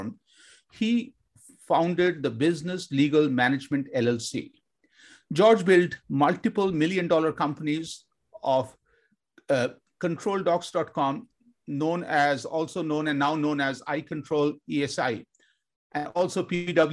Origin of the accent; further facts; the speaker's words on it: Kolkata, West Bengal, India; I grew up in Kolkata, India, with my grandma